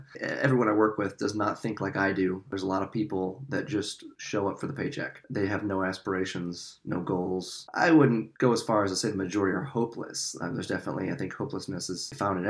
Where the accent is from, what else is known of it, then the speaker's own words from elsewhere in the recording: South Dakota, United States; moved away as an adult; now in East Coast, United States; growing up in South Dakota